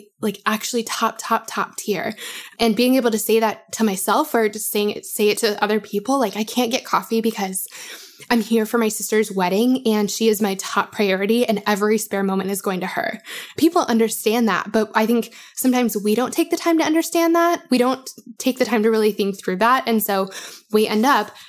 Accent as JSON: {"language": "English", "town": "Denver", "region": "Colorado", "country": "United States", "moved": "yes", "lives_now": "Nashville, United States", "said": "I am from Denver, as you guys have probably heard me say, but I live in Nashville."}